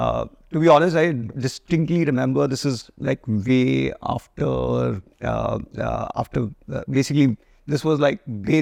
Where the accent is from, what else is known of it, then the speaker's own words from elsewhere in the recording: Jaipur, Rajasthan, India; So I grew up in Jaipur and grew up in a classic Marwari middle class family.